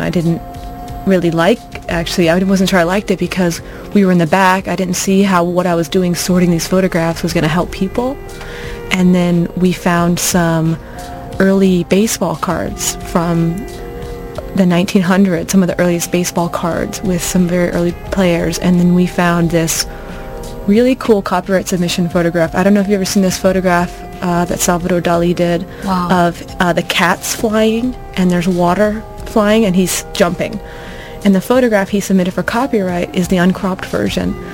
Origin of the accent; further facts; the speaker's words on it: Florida, United States; moved away as an adult; also born or lived in North Carolina; now in Irvine, United States; I'm from Florida, but I went to college at Duke University in North Carolina